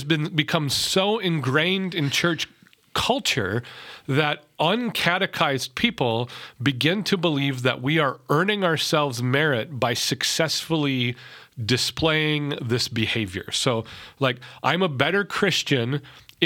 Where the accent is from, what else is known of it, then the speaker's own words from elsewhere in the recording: Minnesota, United States; I'm from Minnesota